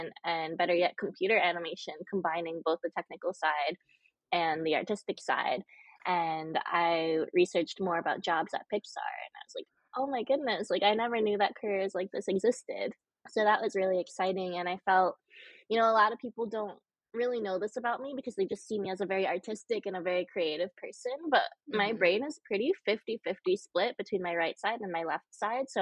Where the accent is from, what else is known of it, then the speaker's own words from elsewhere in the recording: Connecticut, United States; moved away as an adult; also born or lived in Southern China; now in New York City, United States; I was adopted from Southern China when I was 6 months old. And then I was raised in a small city in Connecticut.